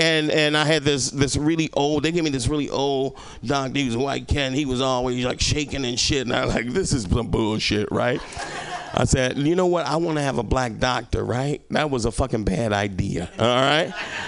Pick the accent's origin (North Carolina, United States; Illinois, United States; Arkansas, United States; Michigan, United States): Arkansas, United States; Little Rock; when I moved here, I came from Arkansas, right? I came from Little Rock, fucking Arkansas, the land of opportunity, all right? My opportunity was fucking leaving, all right?